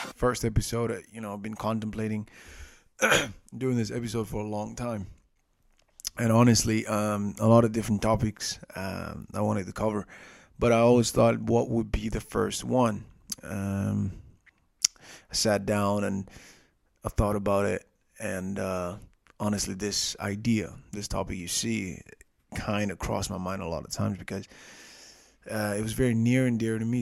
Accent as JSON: {"language": "English", "country": "Nepal", "said": "I'm from Nepal"}